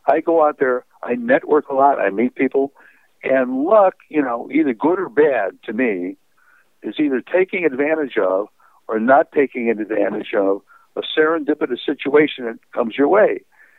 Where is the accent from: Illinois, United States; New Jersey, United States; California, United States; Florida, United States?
California, United States; I told him I was a writer from California.